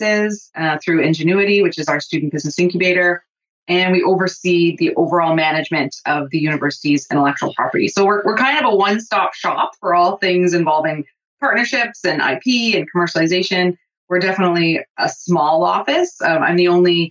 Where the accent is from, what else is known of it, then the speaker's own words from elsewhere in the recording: southernmost tip of Ontario, Canada; moved away as an adult; now in Thunder Bay, Canada; I'm not originally from Thunder Bay. I'm from the southernmost tip of Ontario. So I moved here to go to school